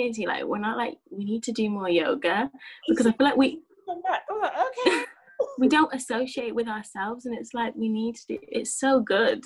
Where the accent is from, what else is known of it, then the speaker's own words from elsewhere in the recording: Birmingham, West Midlands, United Kingdom; I'm from Birmingham